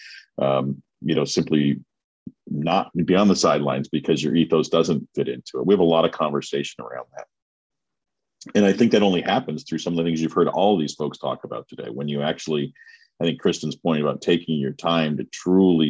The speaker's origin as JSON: {"language": "English", "country": "Canada", "said": "as a Canadian"}